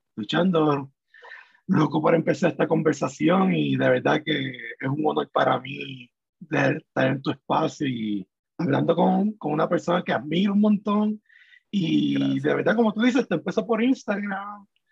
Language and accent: Spanish; Puerto Rico; moved away as an adult; yo me fui de Puerto Rico